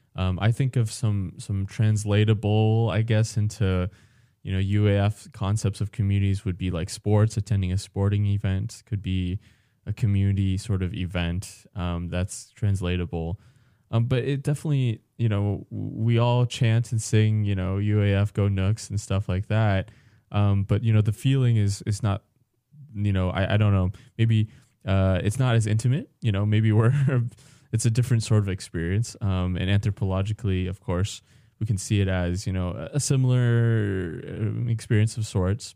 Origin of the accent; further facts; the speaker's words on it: California, United States; now in Alaska, United States; as a Californian